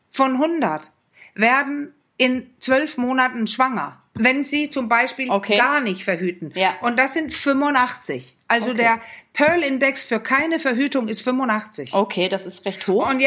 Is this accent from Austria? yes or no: no; Denmark; Übrigens, was ich immer so witzig fand, ich als Dänin